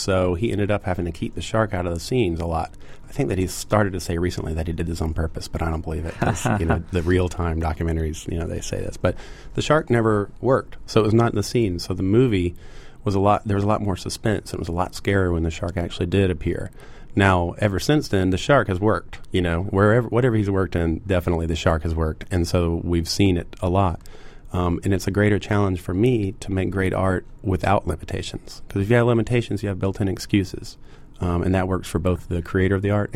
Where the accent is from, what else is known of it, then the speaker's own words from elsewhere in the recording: Columbia, South Carolina, United States; I grew up in Columbia, South Carolina